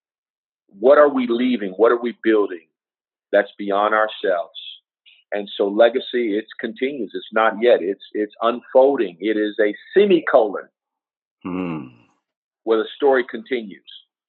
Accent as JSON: {"language": "English", "town": "Los Angeles", "region": "California", "country": "United States", "tie": "born or raised there", "said": "When I grew up in South Central"}